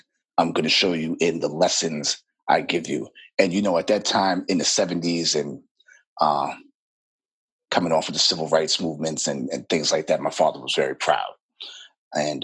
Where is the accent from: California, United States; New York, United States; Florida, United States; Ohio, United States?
New York, United States; New York City; I'm born and raised in Brooklyn, New York.